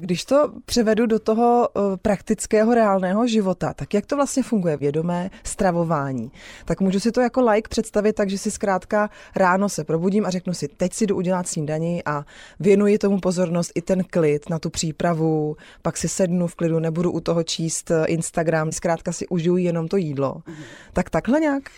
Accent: Czechia; my jako Češi

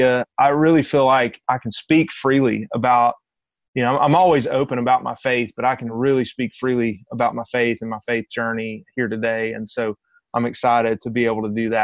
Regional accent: Cedartown, Georgia, United States; also born or lived in Rome, Georgia; I grew up here where I am essentially now. I was born in Rome, Georgia, which is about an hour northwest of Atlanta. And then we moved from Rome to Cedartown when I was 7 years old.

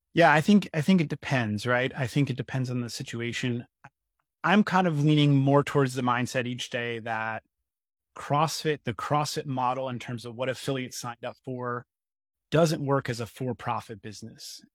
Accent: Poughkeepsie, New York, United States; moved away; also born or lived in Lake Tahoe; I was born and raised in Poughkeepsie, New York

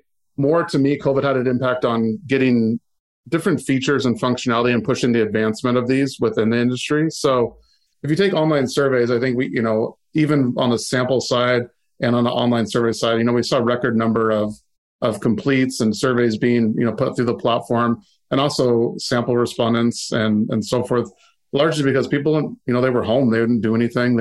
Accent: Seattle, Washington, United States; growing up in the Seattle area, and you know, Microsoft is in your backyard.

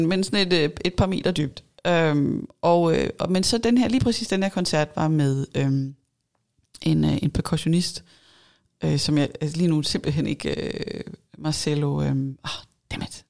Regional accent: Denmark; vi måske også som danskere

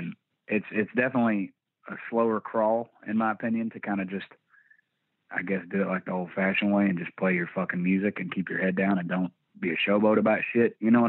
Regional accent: Sherman, Texas, United States; also born or lived in Indiana; Yeah, I was born in Indiana, but I moved at about the age of 3. So I pretty much from when I came online to being able to remember shit, it was in Texas.

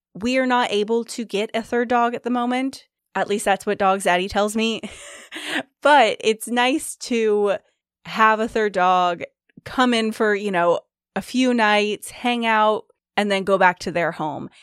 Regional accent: Sacramento, California, United States; now in Seattle, United States; I'm from Sacramento, but live in Seattle right now.

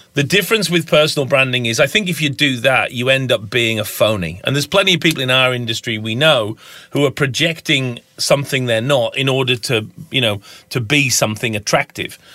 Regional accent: Lake District, North West England, United Kingdom; moved away as an adult; also born or lived in United States / Minnesota; now in Tasmania, Australia; I'm obviously a Pom. Um, I grew up in the Lake District in the far north of, of England

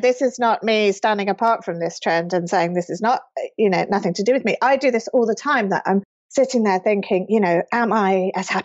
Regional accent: United Kingdom; moved away as an adult; now in California, United States; as a British person

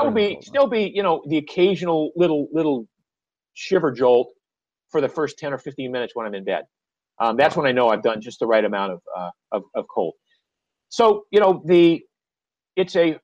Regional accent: Maine, United States; moved away; I grew up in Maine where the water's always cold.

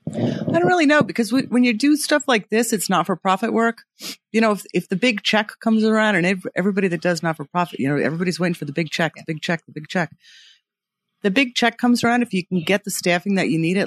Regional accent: Long Island, New York, United States; also born or lived in Manhattan; I grew up on Long Island, so I gr, and I grew up riding horses

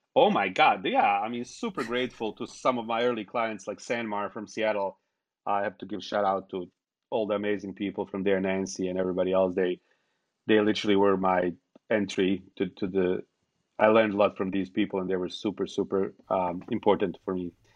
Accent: Bosnia & Herzegovina; now in United States; I was born in Bosnia

